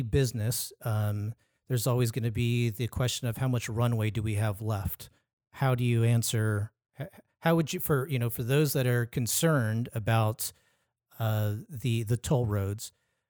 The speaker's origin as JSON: {"language": "English", "area": "Orange County", "region": "California", "country": "United States", "tie": "born or raised there", "said": "I've been born and raised in Orange County."}